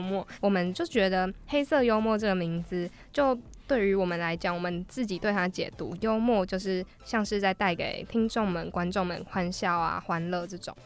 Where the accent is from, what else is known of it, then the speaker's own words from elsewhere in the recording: Taiwan; 是因为我们是台湾人吗